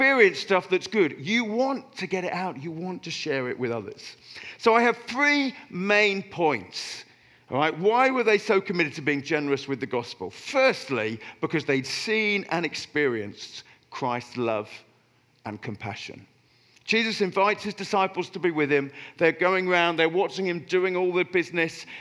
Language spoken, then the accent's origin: English; Oxford, South East England, United Kingdom; moved away; I grew up in Oxford, I support Oxford United